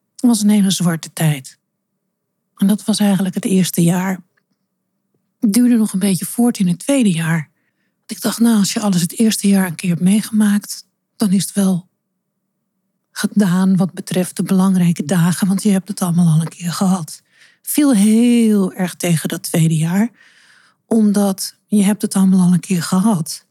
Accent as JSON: {"language": "Dutch", "town": "Amsterdam", "region": "North Holland", "country": "Netherlands", "tie": "born or raised there", "said": "Want Amsterdam is mijn geboortestad en ja, dat zit in mijn bloed."}